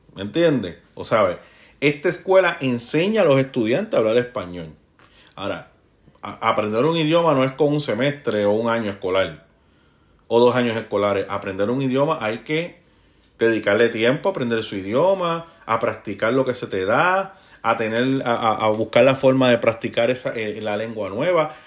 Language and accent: Spanish; Puerto Rico; moved away as an adult; now in United States; yo soy el latino puertorriqueño que ando aquí